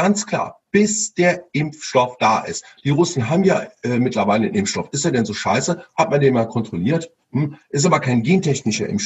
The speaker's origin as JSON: {"language": "German", "town": "Cologne", "region": "North Rhine-Westphalia", "country": "Germany", "said": "Ja, weil wir, wir kommen ja aus Köln"}